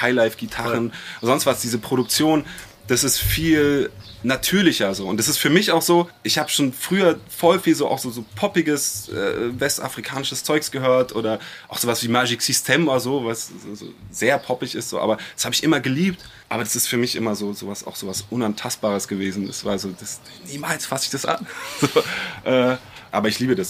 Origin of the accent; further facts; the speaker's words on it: Berlin, Germany; weil ich bin ja Kreuzberger.